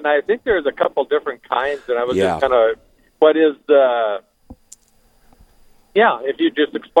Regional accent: Williston, North Dakota, United States; moved away; also born or lived in Rapid City; I'm originally from Williston.

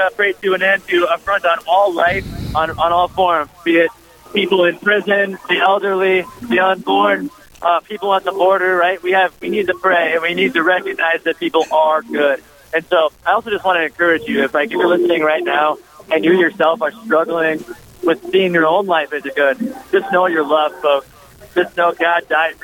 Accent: Bismarck, North Dakota, United States; moved away; I'm originally from Bismarck, North Dakota

